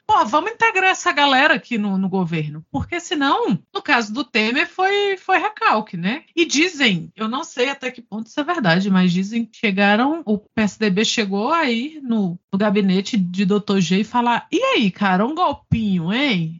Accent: Brasília, Federal District, Brazil; enquanto brasiliense, pessoas de Brasília vão se lembrar que a gente teve o Roriz aqui por muitos anos

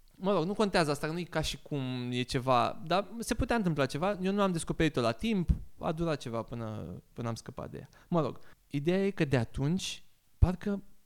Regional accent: Bucharest, Romania; also born or lived in Sibiu; eu sunt din Giulești, sunt din Crângaș, Giulești

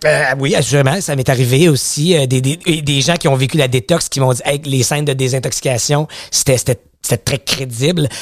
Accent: Outaouais, Quebec, Canada; j'ai grandi en Outaouais

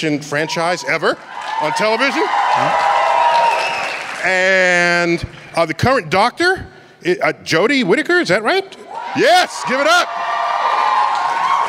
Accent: New York City, New York, United States; It's my hometown

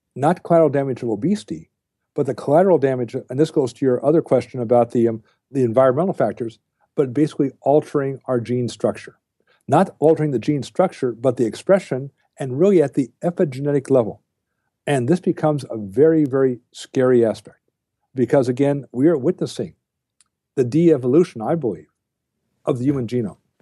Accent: United States

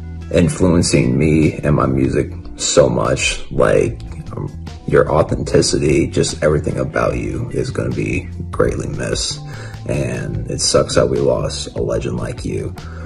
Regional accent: Springfield, Illinois, United States; I'm from Springfield, Illinois

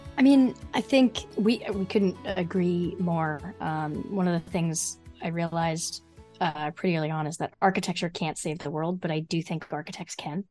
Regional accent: Freehold, New Jersey, United States; I grew up in Freehold, New Jersey

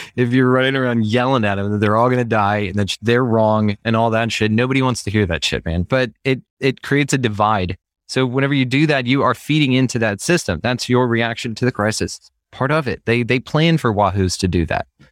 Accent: Texas, United States; I'm from, born and raised in Texas

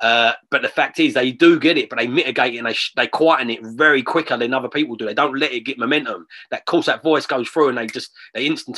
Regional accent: London, United Kingdom; I'm from London. I've born there. I love London. I live on the outskirts of it still now. Love the city.

